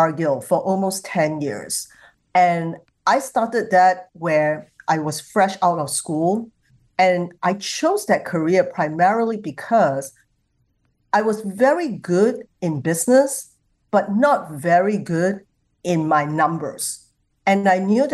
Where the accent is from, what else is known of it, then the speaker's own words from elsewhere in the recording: Singapore; I come from Singapore